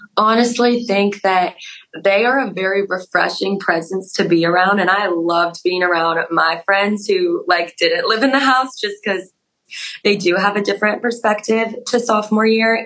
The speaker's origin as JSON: {"language": "English", "town": "Denver", "region": "Colorado", "country": "United States", "accent": "Colorado", "moved": "as an adult", "said": "I'm from Denver, Colorado. So a little bit far away. Everyone says I say Colorado weird, like with the Colorado accent"}